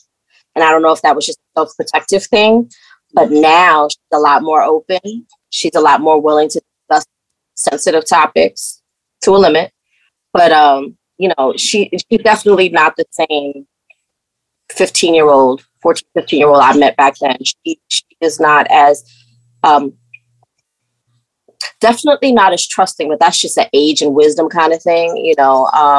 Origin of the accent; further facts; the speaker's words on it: South Carolina, United States; raised in the low country of South Carolina.